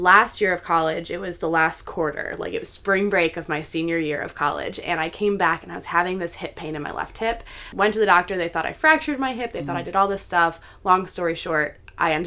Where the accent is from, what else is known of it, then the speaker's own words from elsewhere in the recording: Schaumburg, Illinois, United States; moved away as an adult; also born or lived in Kalamazoo, Michigan; now in Pittsburgh, United States; I am from Chicago, a Chicago suburb